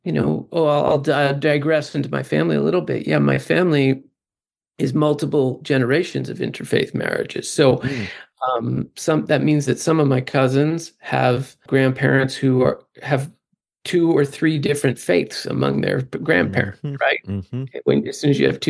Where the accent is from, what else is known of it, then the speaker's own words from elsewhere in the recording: Northeast, United States; I grew up in the Northeast, in a very, 100% Christian conservative